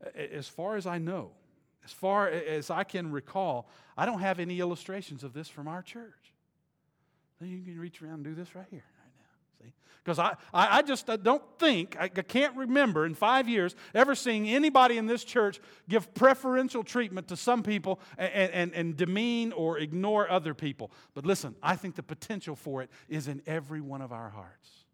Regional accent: the South, United States; I was raised in the South

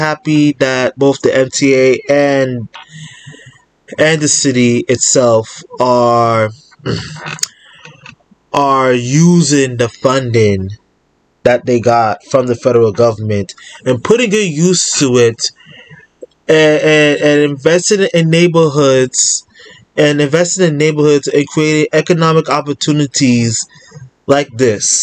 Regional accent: New York City, New York, United States; I'm a New Yorker.

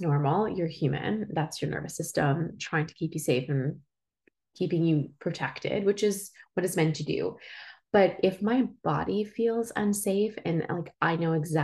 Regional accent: Switzerland; also born or lived in Spain / Toronto, Canada; now in Prince Edward County, Canada; I was born and raised in Switzerland.

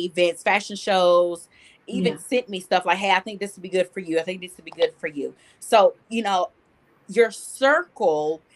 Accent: Jefferson, Texas, United States; moved away; my church in my hometown, Jefferson. Shout out to Jefferson, Texas.

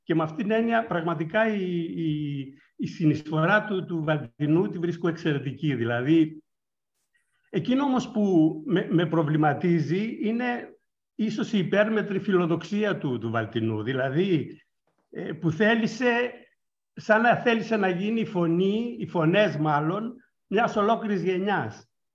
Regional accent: northern Greece, Greece; η καταγωγή μου είναι από τη Βόρεια Ελλάδα και στη δεκαετία του 60, κάνοντας καπνά

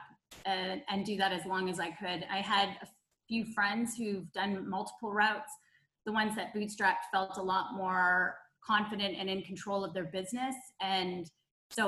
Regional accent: Ottawa, Ontario, Canada; accent: Canadian; moved away as an adult; also born or lived in Toronto, Canada; now in United States; I'm Canadian, so you'll probably hear a Canadian accent somewhere

